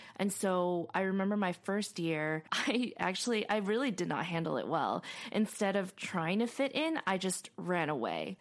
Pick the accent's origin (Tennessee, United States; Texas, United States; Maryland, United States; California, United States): California, United States; Arcadia; I grew up in Arcadia